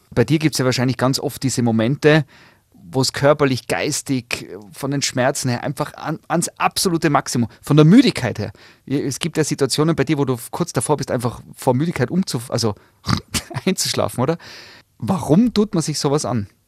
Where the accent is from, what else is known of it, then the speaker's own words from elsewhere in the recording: Graz, Styria, Austria; Ich komme aus Graz, da gibt es den Schlossberg.